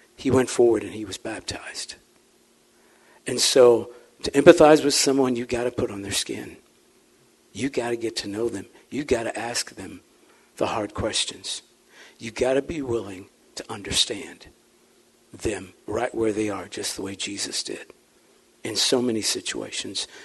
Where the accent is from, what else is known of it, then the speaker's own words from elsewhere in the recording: St. Louis, Missouri, United States; accent: St. Louis slur; I'm not using slang slightly articulate, kind of with a St. Louis slur